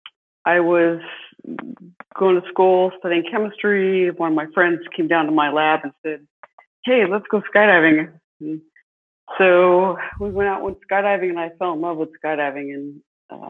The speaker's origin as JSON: {"language": "English", "town": "Watsonville", "region": "California", "country": "United States", "tie": "born or raised there", "said": "I was born and raised in California. Actually, I was born in Watsonville, California"}